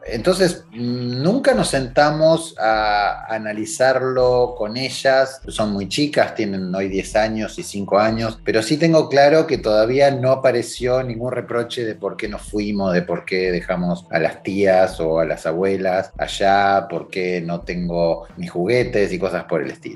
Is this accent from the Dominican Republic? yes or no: no; Rosario, Santa Fe, Argentina; moved away as an adult; now in Montreal, Canada; salimos de Argentina, de Rosario, en plena pandemia